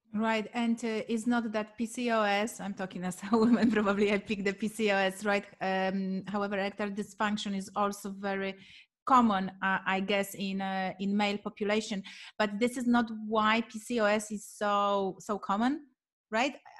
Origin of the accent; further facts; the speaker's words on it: Poland; moved away; I am coming from Poland